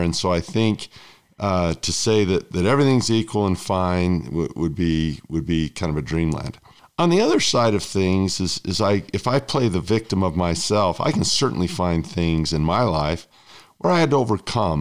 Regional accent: United States; my home country, the United States

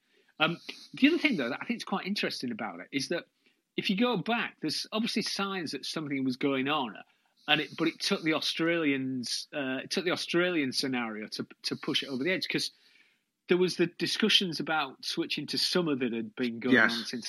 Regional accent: Hull, Yorkshire and the Humber, United Kingdom; I'm from Hull

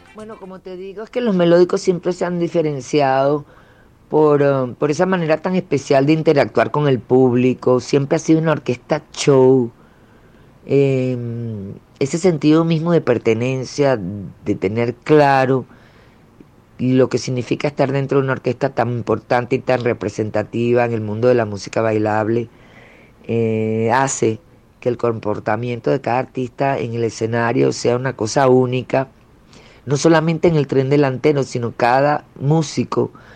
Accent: Venezuela; empecé con el cuatro, como todo venezolano. Eh, yo creo que, no sé si en Colombia será igual, pero aquí eso es como, como obligado que te regalen un cuatro cuando empiezas a crecer

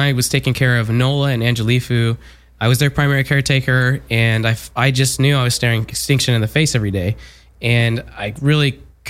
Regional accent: Southern California, United States; I'm from Southern California

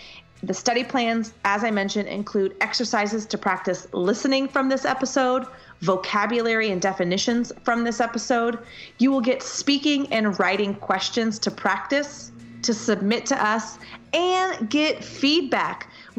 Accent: United States; first language English; I'm a teacher from the US.

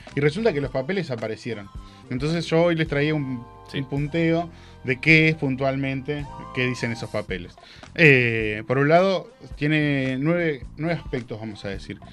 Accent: Argentina; somos los argentinos

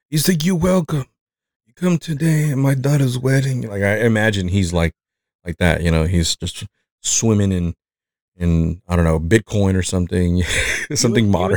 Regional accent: Mexico; accent: Mexican; English is a second language; moved away

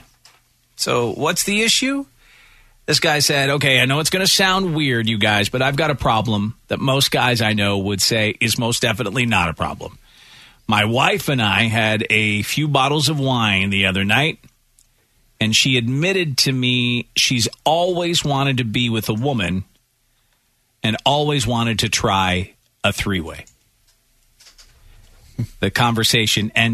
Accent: Northern Ireland, United Kingdom; now in United States; This was at a branch in Northern Ireland, my hometown.

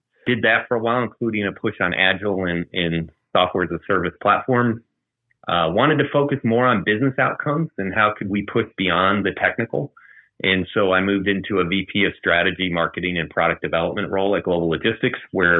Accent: Maryland, United States; born there; also born or lived in Japan; now in Atlanta, United States; But I was born in Maryland, lived in Japan, in a number of other parts of the U.S. Ended up here in Atlanta as a naval officer

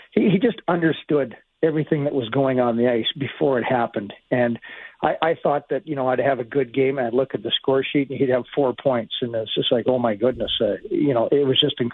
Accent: Edmonton, Alberta, Canada; moved away; I'm basically from Edmonton and my family would be there

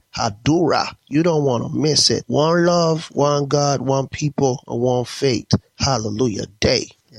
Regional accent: Lagos, Nigeria; gospel artist from Lagos, Nigeria, Africa

